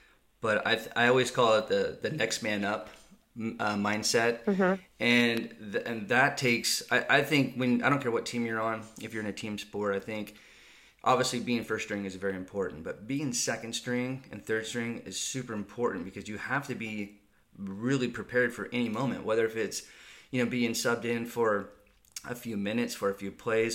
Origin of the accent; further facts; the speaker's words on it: San Ramon, California, United States; you and I actually grew up in the same city, San Ramon, California